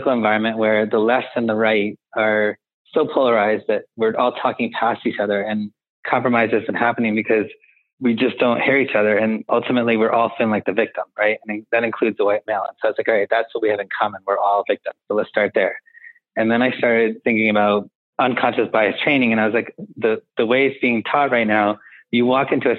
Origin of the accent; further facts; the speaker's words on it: Connecticut, United States; where I grew up in Connecticut